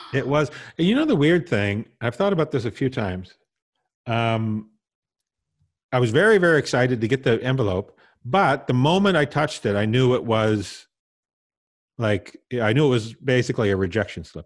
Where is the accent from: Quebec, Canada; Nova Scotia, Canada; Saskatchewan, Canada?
Saskatchewan, Canada; Tisdale; moved away; also born or lived in Vancouver; I was born and raised in Tisdale, Saskatchewan